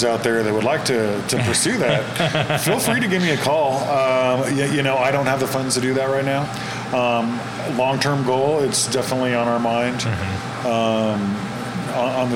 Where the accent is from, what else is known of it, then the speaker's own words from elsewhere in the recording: California, United States; I'm from California